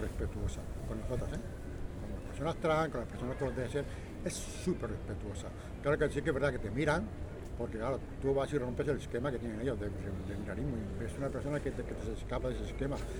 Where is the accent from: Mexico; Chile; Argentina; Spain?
Spain; Sabadell, Catalonia; now in Tarragona, Spain; yo nací en Canoriac, luego estuve viviendo en la Concordia